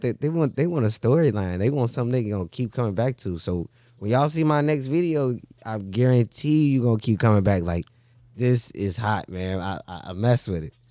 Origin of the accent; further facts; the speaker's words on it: Chicago, Illinois, United States; growing up in Chicago, man, you know, it, it's rough